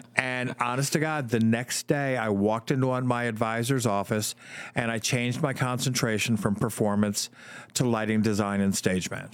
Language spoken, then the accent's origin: English; New Jersey, United States; moved away as an adult; also born or lived in Michigan; I grew up in Jersey